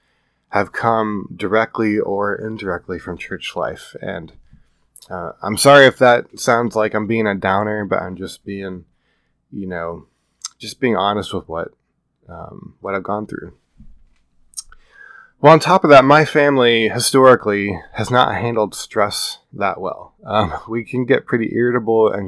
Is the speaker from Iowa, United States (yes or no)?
yes; Iowa, United States; moved away as an adult; now in California, United States; I grew up in the Midwest in the flatlands of Iowa. And I've lived in California for 7 years now